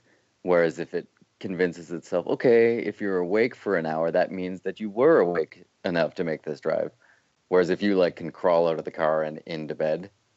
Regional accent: Canada; as a Canadian

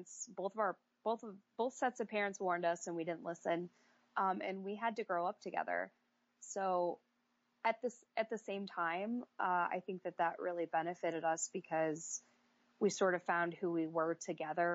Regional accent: Iowa, United States; I grew up in Iowa. There's nothing to do here

